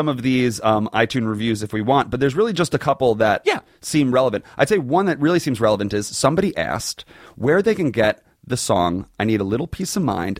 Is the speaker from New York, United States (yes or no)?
yes; Long Island, New York, United States; I'm from Long Island